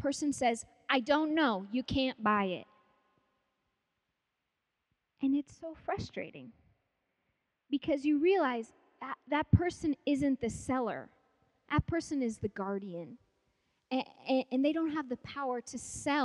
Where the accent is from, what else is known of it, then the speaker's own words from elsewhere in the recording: Palmer, Alaska, United States; moved away as an adult; also born or lived in Africa; I grew up in Palmer, Alaska.